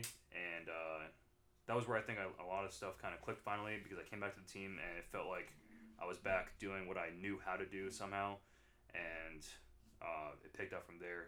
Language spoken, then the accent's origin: English; Newnan, Georgia, United States; moved away as an adult; I'm from Newnan, Georgia originally. Left for the Marine Corps there in August 11, 2014